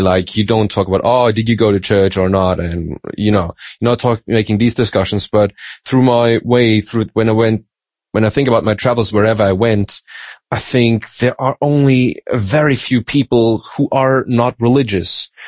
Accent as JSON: {"language": "English", "country": "Germany", "also_born_or_lived": "Australia", "said": "I'm from Germany, but uh, my mom's from Madagascar"}